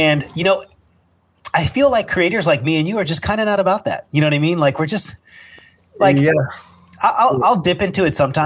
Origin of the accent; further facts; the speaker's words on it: California, United States; also born or lived in North Hollywood, Los Angeles; Me being a Californian